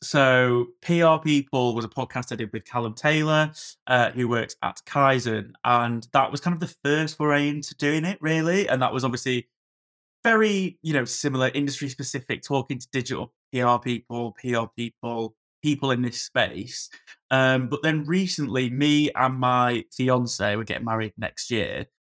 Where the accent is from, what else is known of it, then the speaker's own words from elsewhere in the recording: Blackpool, North West England, United Kingdom; moved away as an adult; I'm from Blackpool originally, so I sort of moved back to the Far Coast